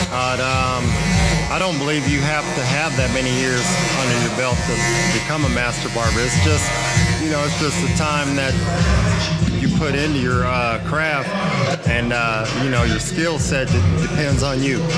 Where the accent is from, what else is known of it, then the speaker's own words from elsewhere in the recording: California, United States; Man, I came out here from Cali uh, in '98.